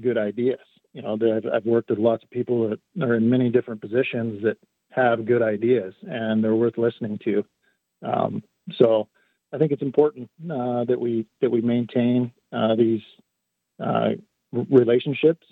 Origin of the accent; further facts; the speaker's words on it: Culver, Oregon, United States; I grew up here in Jefferson County. Um, I went to school in Culver. Uh, I've been here my entire life.